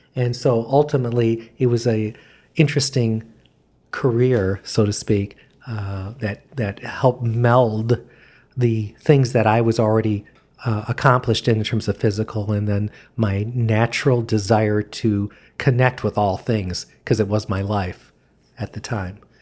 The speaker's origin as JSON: {"language": "English", "region": "Michigan", "country": "United States", "moved": "as an adult", "said": "I was from Michigan"}